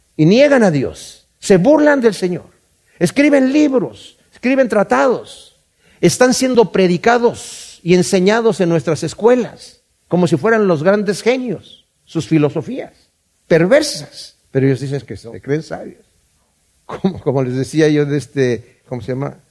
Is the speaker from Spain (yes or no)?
no; Querétaro, Mexico; en Querétaro, de donde yo soy